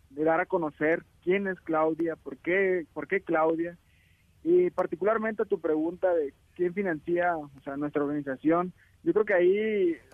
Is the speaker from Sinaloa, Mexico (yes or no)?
yes; Sinaloa, Mexico; yo soy de Sinaloa.